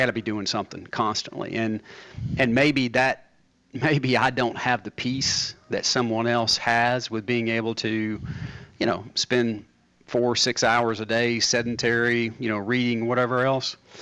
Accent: Murfreesboro, Tennessee, United States; I grew up in Blackman.

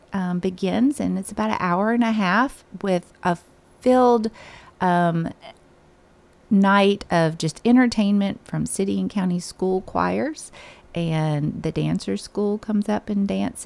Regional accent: Ripley, Tennessee, United States; now in Murfreesboro, United States; Ripley, Tennessee, which is my hometown

